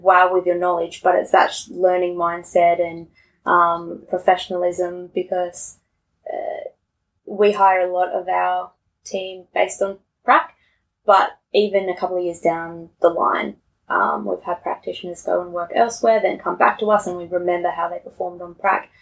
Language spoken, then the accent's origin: English; Tasmania, Australia; moved away; I grew up in Tassie and we're all 18 when we finish school.